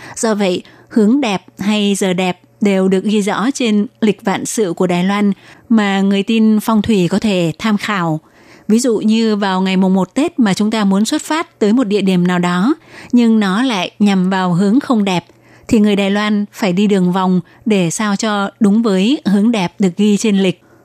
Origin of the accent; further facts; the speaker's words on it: Vietnam; now in Taiwan; chị em người Việt chúng ta đi lấy chồng xa xứ